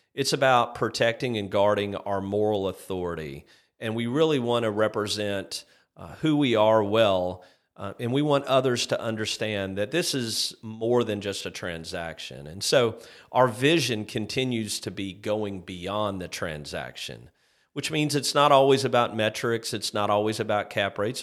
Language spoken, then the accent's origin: English; Shelbyville, Kentucky, United States; my hometown of Shelbyville, Kentucky